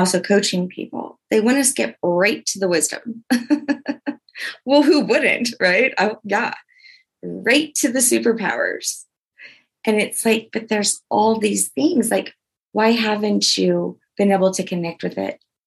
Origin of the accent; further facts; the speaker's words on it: Louisiana, United States; I'm from Louisiana